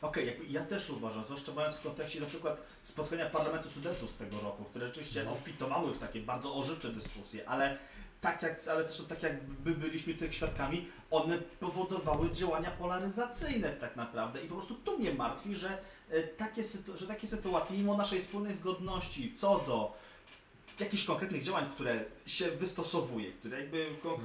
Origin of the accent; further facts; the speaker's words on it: Warsaw, Masovian Voivodeship, Poland; jestem rodowitym warszawiakiem